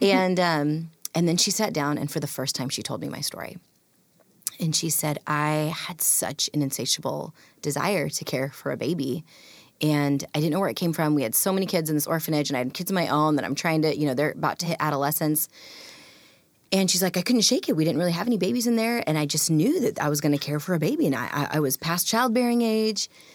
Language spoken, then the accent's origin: English; Pacific Northwest, United States; also born or lived in India; growing up in a rural white community